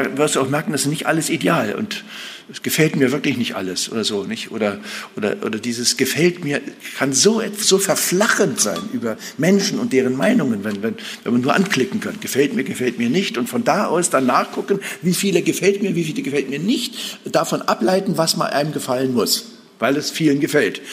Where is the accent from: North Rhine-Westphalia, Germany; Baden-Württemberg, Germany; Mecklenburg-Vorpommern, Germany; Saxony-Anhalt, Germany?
Saxony-Anhalt, Germany; Altmark; in meiner Heimat, in der Altmark